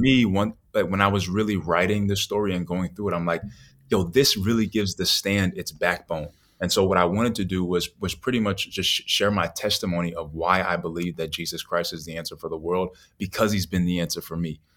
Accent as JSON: {"language": "English", "town": "New York City", "region": "New York", "country": "United States", "tie": "born or raised there", "also_born_or_lived": "Naples, Florida", "moved": "yes", "said": "growing up in New York wasn't bad. It, it wasn't until I moved from New York to Naples, Florida"}